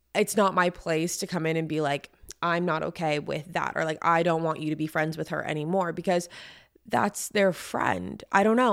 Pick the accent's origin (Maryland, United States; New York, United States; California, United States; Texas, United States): California, United States; San Diego; I'm from San Diego